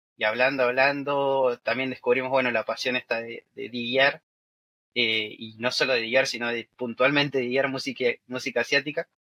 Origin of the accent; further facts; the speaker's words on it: Buenos Aires, Argentina; los dos somos de Buenos Aires, o sea, de la capital de Argentina